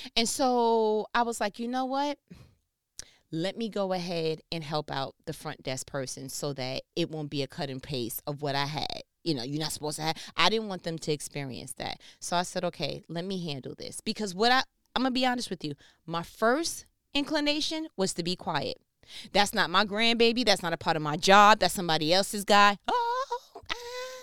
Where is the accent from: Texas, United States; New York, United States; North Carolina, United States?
New York, United States; I'm from New York